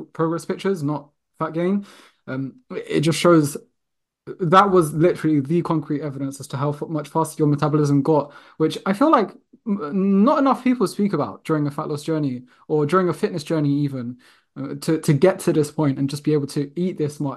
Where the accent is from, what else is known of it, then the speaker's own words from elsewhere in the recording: London, United Kingdom; growing up in London